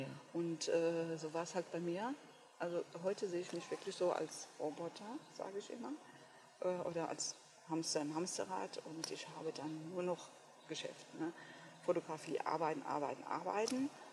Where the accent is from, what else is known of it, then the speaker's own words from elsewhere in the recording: Westerwald, Rhineland-Palatinate, Germany; Ich komme hier von einem ganz kleinen Dorf hier im Westerwald bin die jüngste von vier Kindern.